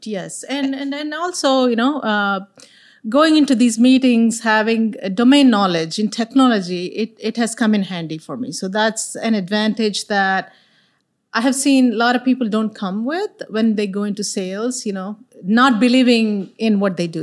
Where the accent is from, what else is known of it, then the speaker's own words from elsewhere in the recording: India; moved away as an adult; now in Texas, United States; I'm an immigrant from India. So I moved here little over thirty years ago